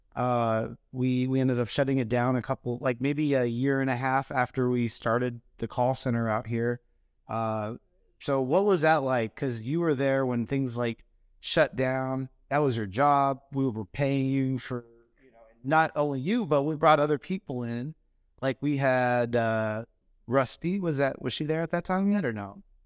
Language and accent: English; Phoenix, Arizona, United States; moved away; I grew up in Phoenix